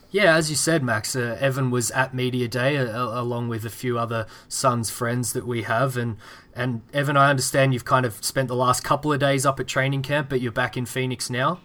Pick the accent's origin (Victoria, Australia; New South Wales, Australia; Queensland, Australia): Victoria, Australia; Melbourne; my hometown team, Melbourne